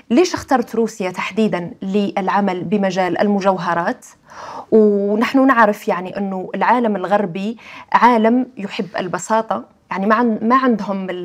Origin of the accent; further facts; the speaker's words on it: Algeria; عندنا بالجزائر